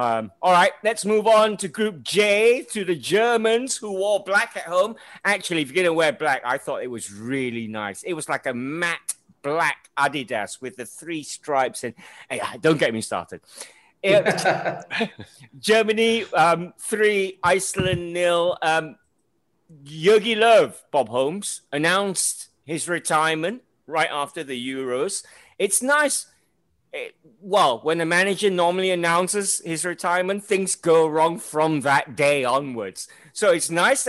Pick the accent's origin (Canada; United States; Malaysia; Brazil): Malaysia; I'm an outsider here. I'm Malaysian